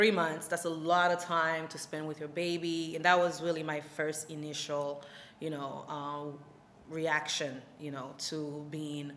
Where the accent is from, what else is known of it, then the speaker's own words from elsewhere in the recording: Haiti; also born or lived in Florida; now in New York, United States; I'm originally from Haiti and I relocated to Florida, where I went to Barry University